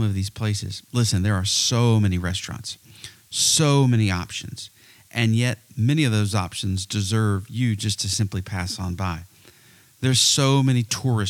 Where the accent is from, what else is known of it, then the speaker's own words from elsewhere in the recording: Myrtle Beach, South Carolina, United States; my hometown. Now, the Myrtle Beach area and the Grand Strand area